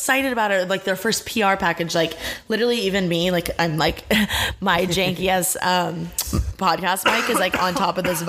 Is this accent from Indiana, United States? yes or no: yes; Indiana, United States; now in Los Angeles, United States; I grew up in Indiana